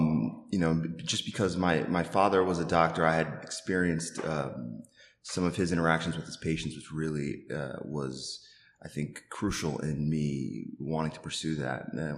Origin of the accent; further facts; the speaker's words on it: Long Island, New York, United States; also born or lived in Manhattan, New York / Bronx, New York; So I'm originally from Long Island, New York. I was born in Manhattan.